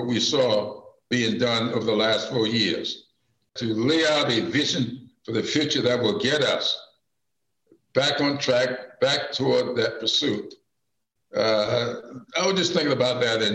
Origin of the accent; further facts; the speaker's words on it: South Carolina, United States; my days growing up in South Carolina